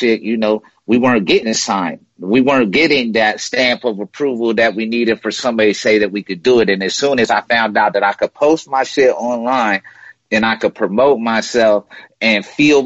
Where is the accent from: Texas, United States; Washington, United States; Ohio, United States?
Washington, United States; Spokane; I grew up in Spokane, Washington